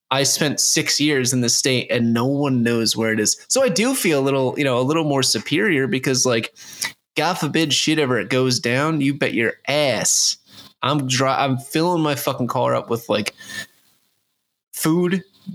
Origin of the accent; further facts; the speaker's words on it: Connecticut, United States; also born or lived in New Hampshire; I don't bring up that I'm from Connecticut.